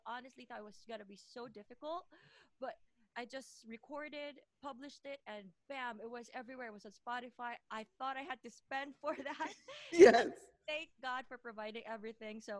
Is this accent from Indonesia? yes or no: no; Philippines; moved away as an adult; also born or lived in Doha, Qatar; now in United Kingdom; Well, I'm originally from the Philippines.